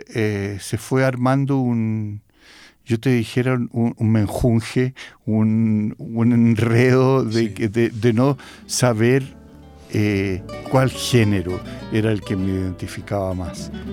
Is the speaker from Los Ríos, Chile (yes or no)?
no; Santiago, Santiago Metropolitan Region, Chile; yo soy de Santiago, mi familia es de Santiago, entonces vengo de, un mundo muy urbano